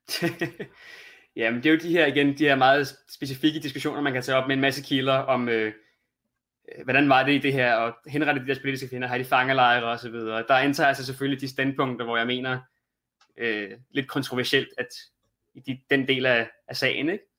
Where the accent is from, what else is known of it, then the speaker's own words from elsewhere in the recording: Denmark; som dansker